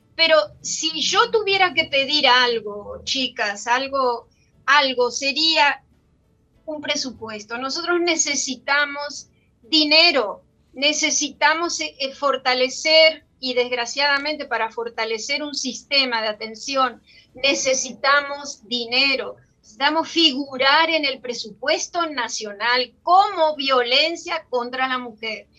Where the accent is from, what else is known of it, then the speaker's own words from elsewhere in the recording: Dominican Republic; somos ciudadanas dominicanas